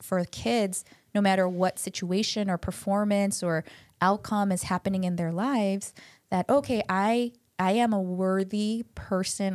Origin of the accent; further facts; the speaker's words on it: United States; first language Korean; I grew up speaking Korean, but lost a lot of it 'cause I grew up in America